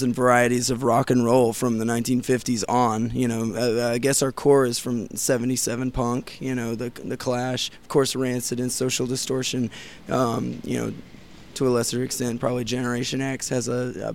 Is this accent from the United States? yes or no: yes; Houston, Texas, United States; From Houston, Texas